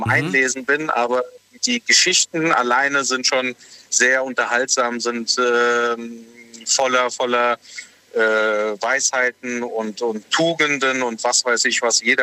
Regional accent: Bingen, Rhineland-Palatinate, Germany; Aus Bingen.

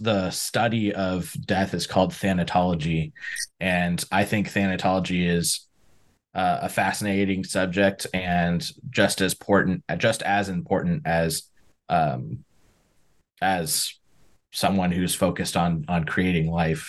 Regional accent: San Diego, California, United States; I'm from San Diego. Like, we don't have, hunting's not a big thing out here

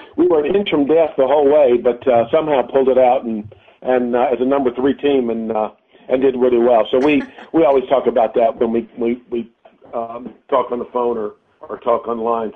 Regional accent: High Point, North Carolina, United States; grew up in High Point

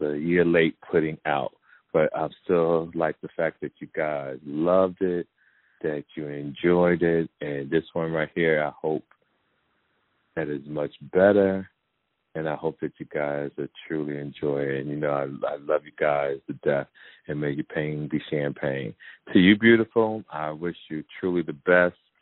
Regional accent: Jersey City, New Jersey, United States; my hometown, Jersey City, New Jersey

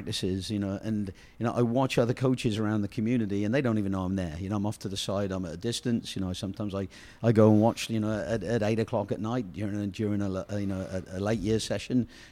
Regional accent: England, United Kingdom; I'm that English guy

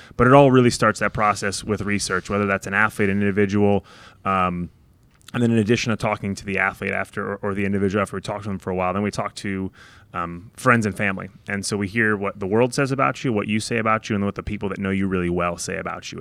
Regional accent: New York, United States; also born or lived in Ohio / Dallas; now in Indianapolis, United States; I grew up in New York, just outside the city

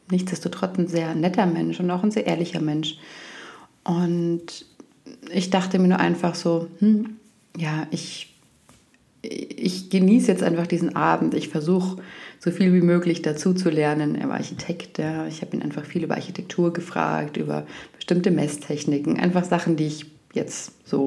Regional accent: Bavaria, Germany; ich komme aus Oberbayern, ich spreche keinen Dialekt, aber ich verstehe es sehr gut, äh, es fühlt sich für mich auch heimisch

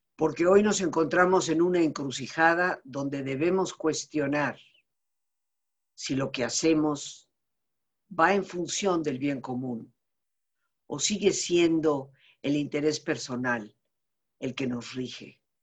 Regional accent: Yucatán, Mexico; Soy mexicana con una familia establecida en Yucatán desde hace más de 300 años

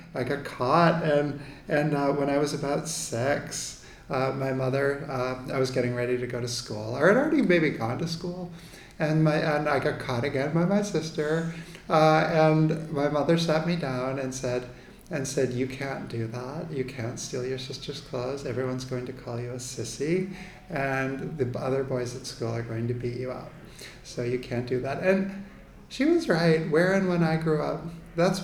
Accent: Needham, Massachusetts, United States; now in New York, United States; I was born in Needham, Massachusetts, outside of Boston, which then and now is a very lily-white suburb. And I was I was born in 1970, so I'm in my late 40s. So I grew up one of four children in an Irish Catholic family outside of Boston

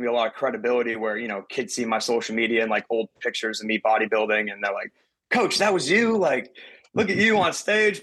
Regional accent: Portland, Maine, United States; moved away; I'm originally from Portland, Maine, Northeast guy.

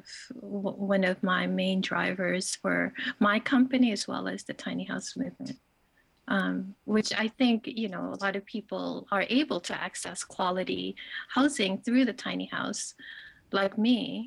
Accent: Philippines; moved away; growing up in the Philippines, where I'm from a family who had really not much resources at all

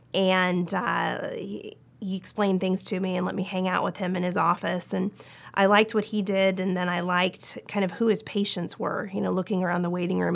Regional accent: Portland, Oregon, United States; moved away as an adult; also born or lived in Los Angeles / Seattle / New York / Nashville; now in Kentucky, United States; I was born and raised in Portland, Oregon

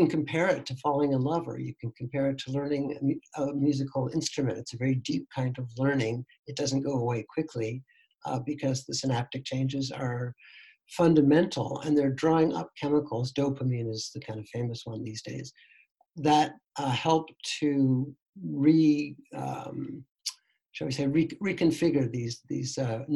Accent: Canada; moved away as an adult; also born or lived in Toronto; now in Netherlands; I'm actually a Canadian, but I've been living here with my family for almost 10 years.

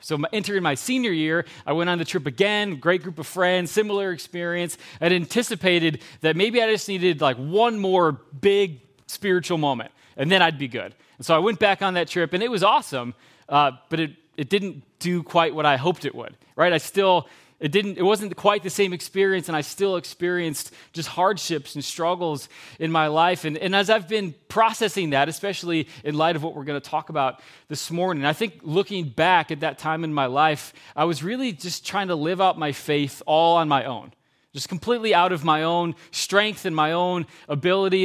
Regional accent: Geneva, United States; I grew up in Geneva when I was a kid

